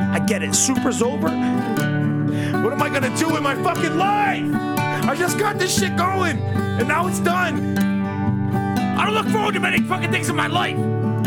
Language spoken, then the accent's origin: English; United States; I'm from America